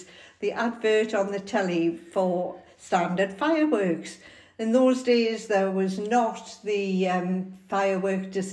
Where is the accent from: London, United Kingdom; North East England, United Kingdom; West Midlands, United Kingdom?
North East England, United Kingdom; I was brought up in Colliery Rose, in sort of the mining village